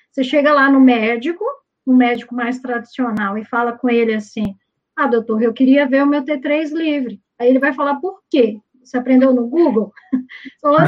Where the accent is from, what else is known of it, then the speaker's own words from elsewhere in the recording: Minas Gerais, Brazil; eu sou mineira